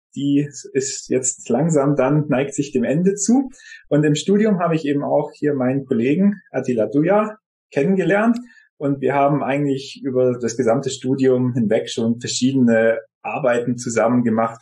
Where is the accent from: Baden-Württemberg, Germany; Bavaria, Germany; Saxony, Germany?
Baden-Württemberg, Germany; Isny im Allgäu; moved away as an adult; also born or lived in Lake Constance / Konstanz / Switzerland; Ich bin in Isny im Allgäu geboren und habe dort auch eine Ausbildung zum medizinisch-technischen Laborassistenten gemacht.